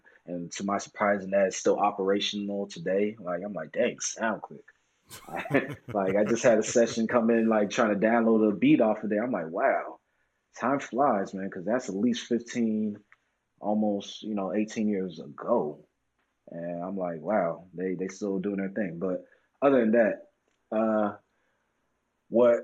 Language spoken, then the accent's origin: English; Orlando, Florida, United States; moved away as an adult; also born or lived in Washington, D.C. / Atlanta, Georgia; I moved when I was 6 to Orlando, Florida, and I've been there since I graduated high school